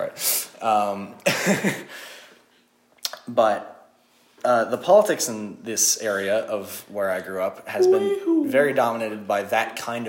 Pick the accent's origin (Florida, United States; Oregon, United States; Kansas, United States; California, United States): California, United States; Grass Valley; in my hometown of Grass Valley in Nevada City